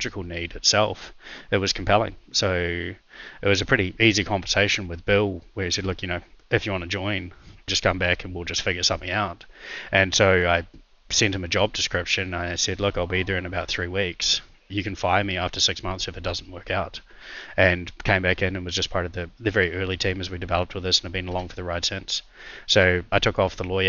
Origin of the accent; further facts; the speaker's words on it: New Zealand; moved away as an adult; also born or lived in Russia; I'm a New Zealander and I was a lawyer by background